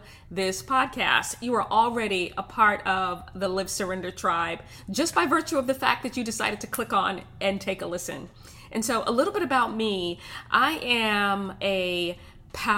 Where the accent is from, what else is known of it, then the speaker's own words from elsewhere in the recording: New York City, New York, United States; I grew up in Brooklyn, New York